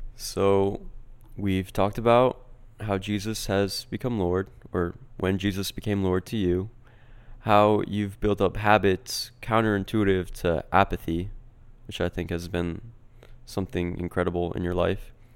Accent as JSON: {"language": "English", "region": "New Jersey", "country": "United States", "said": "We're from New Jersey"}